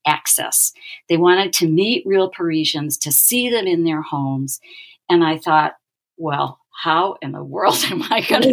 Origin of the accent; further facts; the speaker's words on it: New York City, New York, United States; now in Minneapolis, United States; I'm a New Yorker. I was born and raised there.